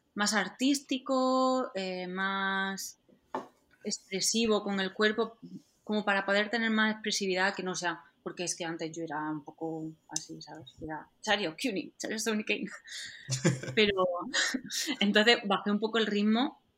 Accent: Andalusia, Spain; accent: Andalusian; como soy andaluza, em, siempre me ha costado un poco pronunciar algún, la R entre palabras

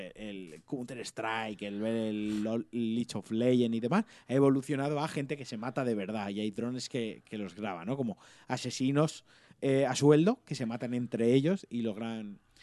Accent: Valencian Community, Spain; yo soy muy valenciano

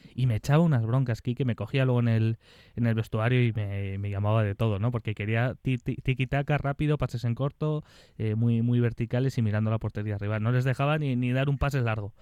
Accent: Logroño, La Rioja, Spain; moved away; siempre que voy a mi tierra, a Logroño

